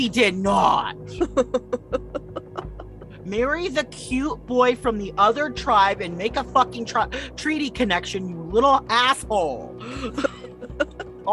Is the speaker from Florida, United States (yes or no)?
no; Iowa, United States; I grew up in Iowa